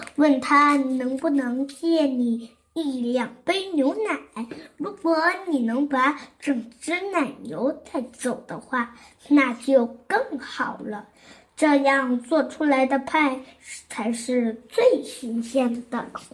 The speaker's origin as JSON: {"language": "Chinese", "town": "Zhongshan", "region": "Guangdong", "country": "China", "said": "今年七岁，我来自广东省中山市石岐区"}